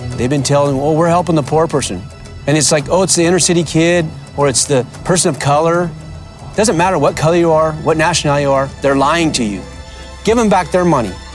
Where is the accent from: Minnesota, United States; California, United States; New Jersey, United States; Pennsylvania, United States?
California, United States; Northern; I'm from the North State, and I'm a Republican